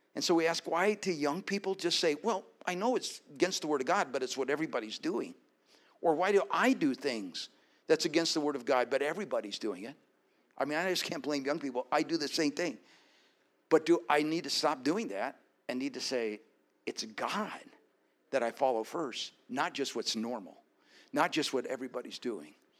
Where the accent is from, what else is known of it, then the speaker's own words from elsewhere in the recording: Colorado, United States; my being born and raised in Colorado